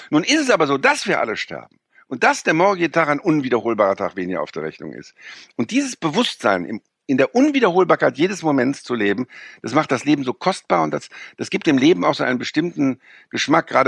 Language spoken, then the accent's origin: German; Rhineland, Germany; Wir sind ja als Rheinländer, äh, sind wir ja inkulturiert gegen die Preußen, ja.